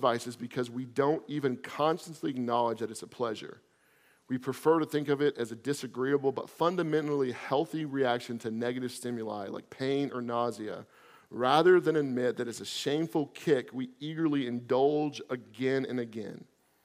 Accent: Florida, United States; I'm from Florida

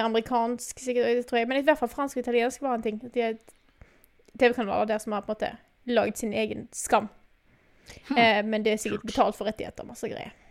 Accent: Vestland, Norway; moved away; jeg kommer jo fra Vestland, Vestland.

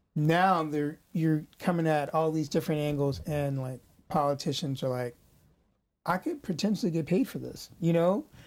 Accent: St. Louis, Missouri, United States; We're all from St. Louis

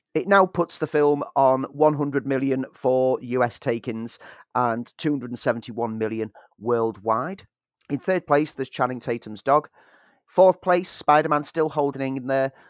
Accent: Liverpool, North West England, United Kingdom; I'm from Liverpool

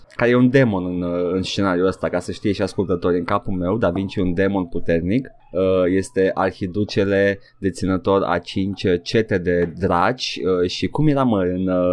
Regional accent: Romania

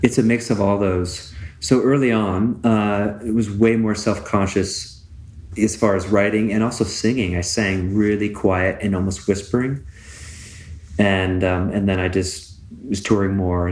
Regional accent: West Coast, United States; now in Tucson, United States; where I grew up on the West Coast

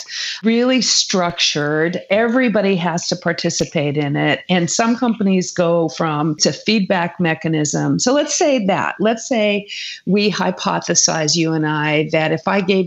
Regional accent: California, United States; I'm a Californian

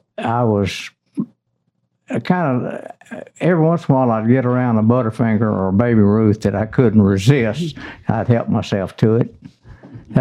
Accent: Conway, Arkansas, United States; Conway, yes.

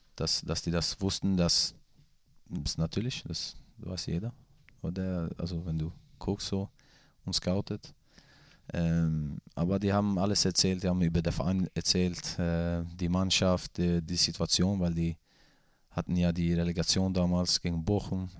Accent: Gothenburg, Västra Götaland, Sweden; German is a second language; moved away; ich komme ja aus, aus Göteborg

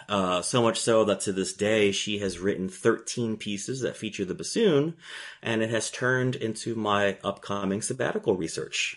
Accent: Gainesville, Florida, United States; also born or lived in Puerto Rico; growing up in Gainesville, Florida

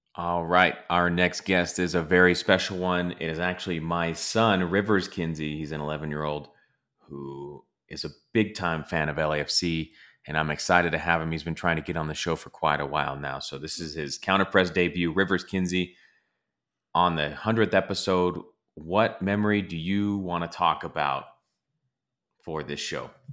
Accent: Los Angeles, California, United States; growing up in L

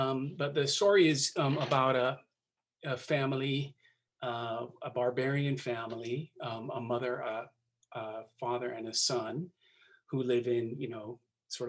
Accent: Seattle, Washington, United States; also born or lived in Hawaii; I live in Seattle. I'm from Seattle, Washington. And as I've grown, the city has turned from a sort of a regional center into a ginormous metropolis. But I'm a proud Seattleite

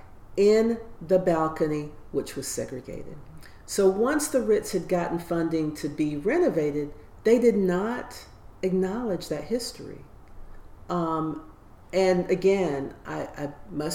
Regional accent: Toccoa, Georgia, United States; moved away as an adult; also born or lived in Chicago / New Jersey / Maryland / North Carolina; now in Toccoa, United States; I grew up in Toccoa.

